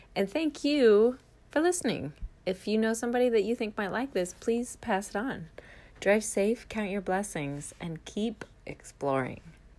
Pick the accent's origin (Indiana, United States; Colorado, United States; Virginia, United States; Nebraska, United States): Nebraska, United States; moved away; I am from Nebraska, and I often have been saying in my visits that I so appreciate being from the Midwest